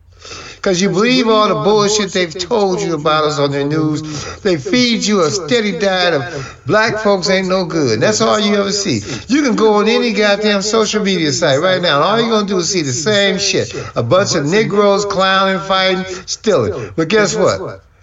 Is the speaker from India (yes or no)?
no; Nigeria; And I'm from Nigeria and I got good grades.